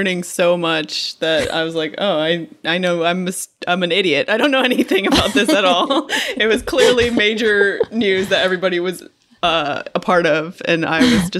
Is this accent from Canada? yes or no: yes; Canada; Because I was born in Canada and we had to take French